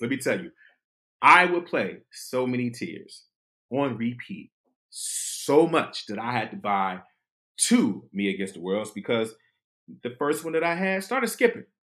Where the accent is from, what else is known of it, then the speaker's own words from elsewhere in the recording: Detroit, Michigan, United States; moved away as an adult; also born or lived in Washington, D.C.; I'm a kid from Detroit